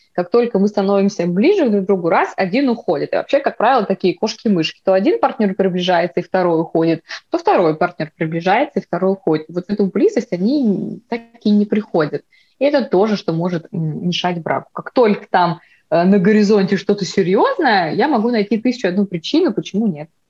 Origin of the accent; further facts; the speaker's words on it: Vladivostok, Primorsky Krai, Russia; я вообще родилась в Владивостоке